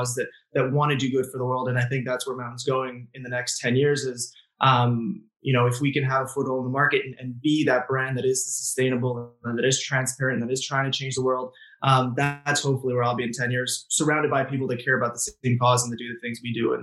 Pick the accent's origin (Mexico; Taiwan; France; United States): France; also born or lived in England; now in Montreal, Canada; I was born and raised in France and had the chance to live in England a little bit as well before coming here